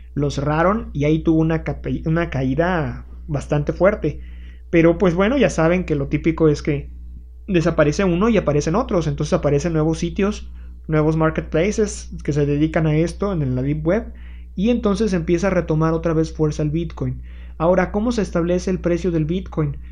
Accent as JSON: {"language": "Spanish", "country": "Mexico"}